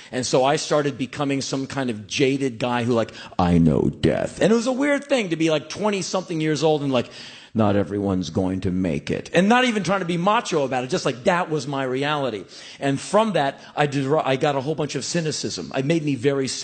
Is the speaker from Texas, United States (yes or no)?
no; Washington, District of Columbia, United States; moved away as an adult; I grew up in Washington, D.C., seeing a few things in the streets of my hometown